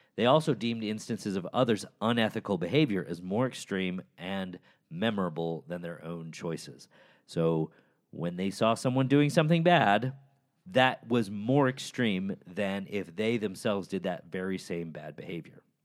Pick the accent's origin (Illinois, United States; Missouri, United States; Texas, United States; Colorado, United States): Illinois, United States; Chicago; the University of Chicago, my hometown